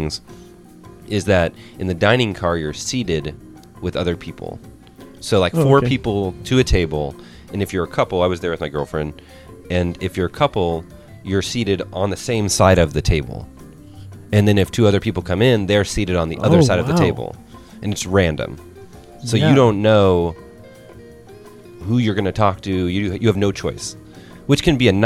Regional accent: Bloomington, Midwest, United States; I'm from Bloomington. I love the Midwest

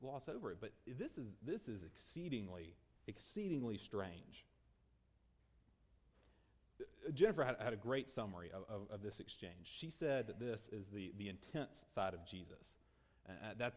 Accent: Mississippi, United States; I'm from Mississippi

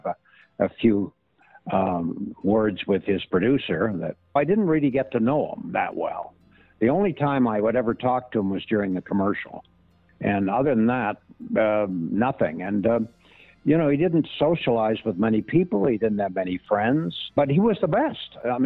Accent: Canada; I'm Canadian

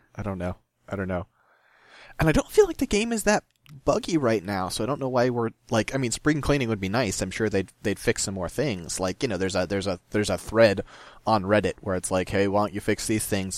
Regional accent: Midwest, United States; I'm from the Midwest

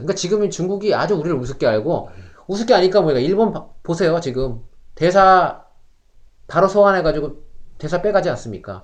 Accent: South Korea; now in Canada; 우리도 뭐 한국 사람들

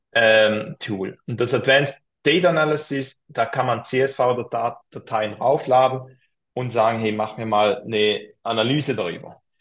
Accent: Switzerland; accent: Swiss German; für mich als Schweizer

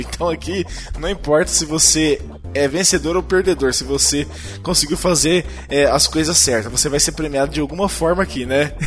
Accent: Brazil; nós somos brasileiros

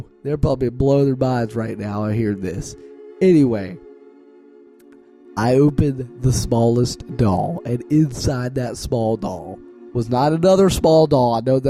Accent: Midwest, United States; Also, did I mention I'm from the Midwest and I enjoy lots of casseroles?

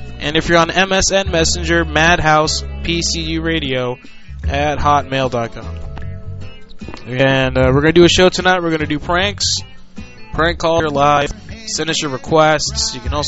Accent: Puerto Rico; That was me growing up in Puerto Rico.

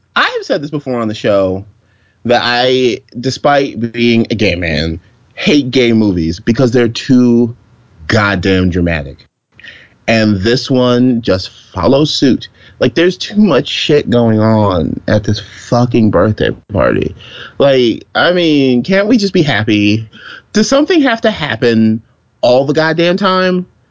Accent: the South, United States; growing up in the South

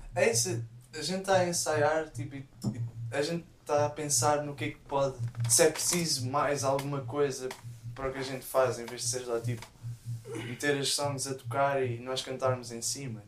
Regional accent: Rio de Mouro, Lisbon, Portugal; quando era puto lá em Rio de Moro.

